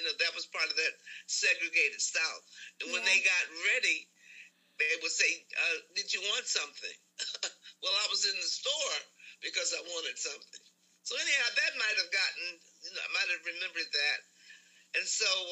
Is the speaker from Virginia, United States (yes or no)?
yes; Richmond, Virginia, United States; also born or lived in Lawrenceville, Virginia; we moved from Lawrenceville to Richmond. And so that's when we moved to a home in Northside, Griffin Avenue, not far from the Virginia Union campus